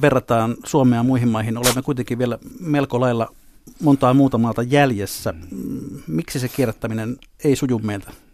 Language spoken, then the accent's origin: Finnish; Helsinki, Uusimaa, Finland; meidän puistolalaisten